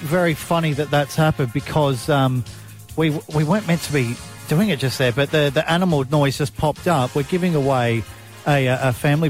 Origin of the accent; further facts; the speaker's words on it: South Australia, Australia; now in Mid-North Coast, Australia; I'm South Australian